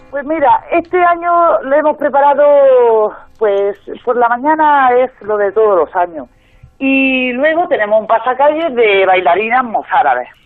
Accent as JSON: {"language": "Spanish", "town": "Alicante", "region": "Valencian Community", "country": "Spain", "said": "yo soy alicantina"}